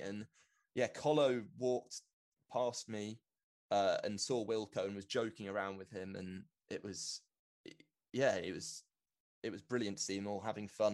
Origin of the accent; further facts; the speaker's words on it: London, United Kingdom; moved away as an adult; also born or lived in Exeter; I've grown up in London. I'm from London